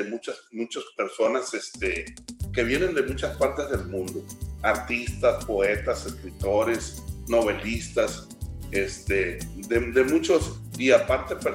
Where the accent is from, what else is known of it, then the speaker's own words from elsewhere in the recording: El Huitussi, Sinaloa, Mexico; now in Los Mochis, Mexico; nos fuimos a, a mi pueblo natal, que es un campo pesquero que se llama El Huitusi.